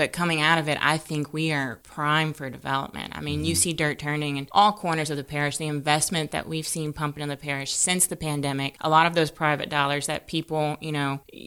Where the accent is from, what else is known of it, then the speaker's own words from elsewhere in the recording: Crowley, Louisiana, United States; I went to Notre Dame, I'm from Crowley